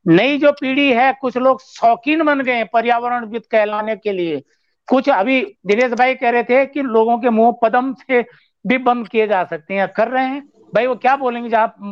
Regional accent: Chamoli, Uttarakhand, India; मैं चमोली का रहने वाला हूँ

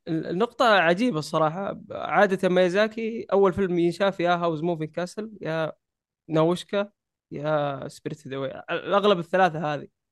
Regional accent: Saudi Arabia; عندنا في السعودية

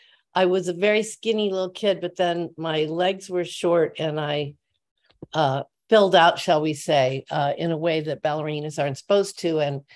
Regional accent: Normal, Illinois, United States; I loved where I grew up, because I grew up in Normal, Illinois.

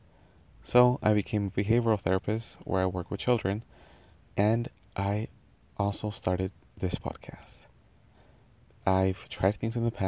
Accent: Anaheim, California, United States; first language Spanish; English is a second language; also born or lived in Mexico; I was actually born in Anaheim, California. But at the age of 2, I was sent to live in Mexico. And I was there until the age of 7. Now, Spanish came to be my first language

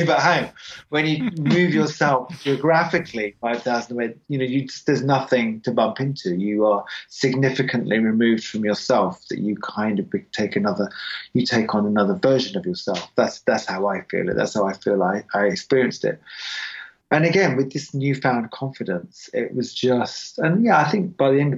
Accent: England, United Kingdom; moved away; I'm English

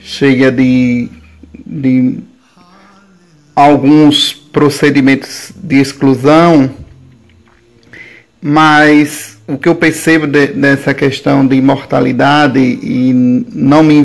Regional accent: Aquidabã, Sergipe, Brazil; also born or lived in Capela, Sergipe; Eu sou de Aquidabã, certo? Na verdade, eu nasci em um povoado de capela, povoado chamado Angás, né? E mas me criei de, de criança até a adolescência no povoado Segredo, município de Aquidabã.

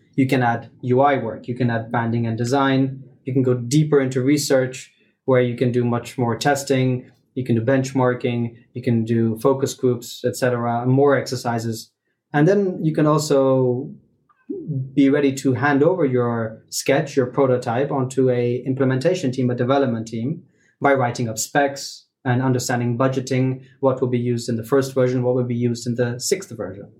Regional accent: Luxembourg; I'm born and brought up in Luxembourg. I'm in Luxembourg

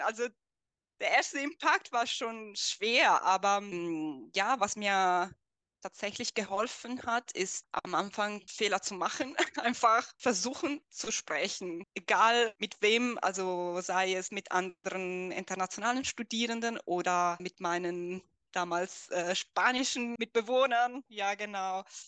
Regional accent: Italy; first language Italian; German is a second language; moved away as an adult; now in Germany; dann ging ich zurück zu meinem, zu meinem Heimatland, äh, also nach Italien.

